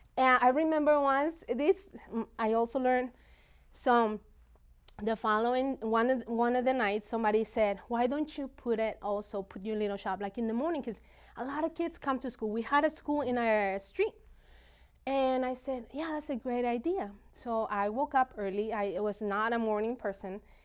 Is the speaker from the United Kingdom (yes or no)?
no; Mexico; moved away; I grew up in Mexico